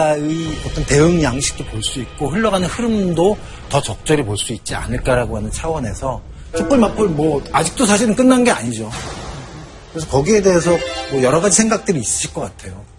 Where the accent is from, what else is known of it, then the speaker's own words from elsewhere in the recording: Seoul, South Korea; 근데 저는 사실은 그 삼각지에서 태어났거든요.